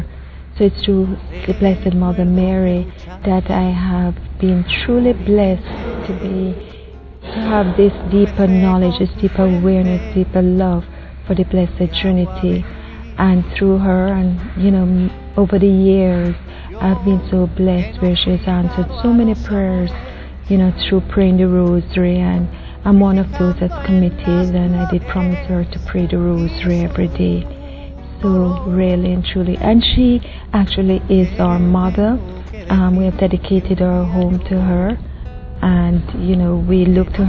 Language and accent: English; Cayman Islands; I'm from the Cayman Islands